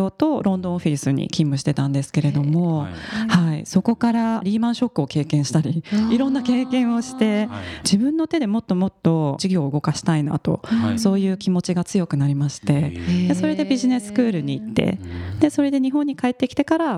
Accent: United States; moved away as an adult; also born or lived in Tokyo, Japan / London, United Kingdom; now in Japan; 生まれは東京だったんですけれども、はいはい、あの、ね、幼稚園の頃からずっとアメリカで

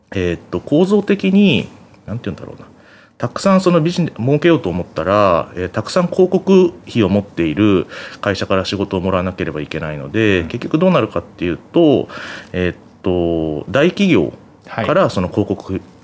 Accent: Yokohama, Kanagawa, Japan; 実家があの横浜の鶴見にあるんですけど

